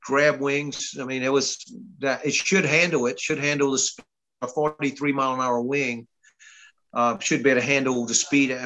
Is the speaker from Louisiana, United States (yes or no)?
yes; Louisiana, United States; moved away as an adult; now in Georgia, United States; I'm from Louisiana